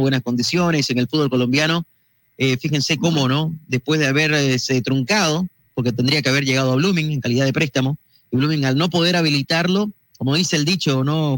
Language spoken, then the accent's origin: Spanish; Bolivia; a nosotros como bolivianos también nos llena de orgullo